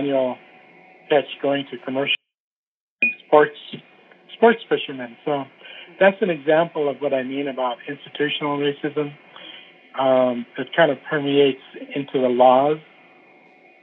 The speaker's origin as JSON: {"language": "English", "town": "Fairbanks", "region": "Alaska", "country": "United States", "tie": "born or raised there", "also_born_or_lived": "Sitka, Alaska / Wrangell, Alaska", "said": "as a kid growing up in Fairbanks and Sitka and Wrangell, these small places"}